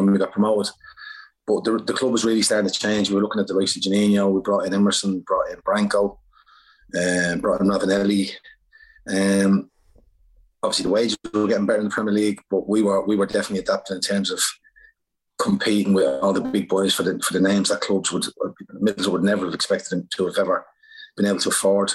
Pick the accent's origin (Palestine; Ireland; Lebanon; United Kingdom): Ireland; moved away; I'm Irish